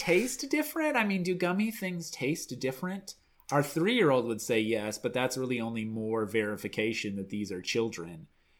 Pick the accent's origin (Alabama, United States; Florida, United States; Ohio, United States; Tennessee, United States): Alabama, United States; We're both from Alabama